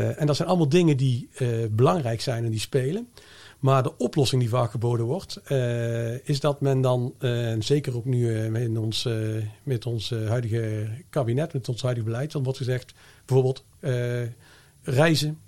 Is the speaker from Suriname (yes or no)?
no; Netherlands; als Nederlander